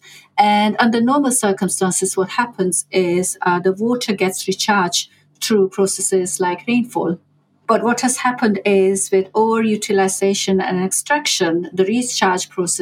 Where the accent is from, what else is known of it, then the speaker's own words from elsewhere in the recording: India; moved away; I grew up in India